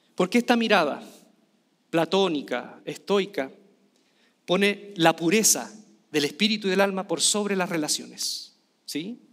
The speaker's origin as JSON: {"language": "Spanish", "country": "Chile"}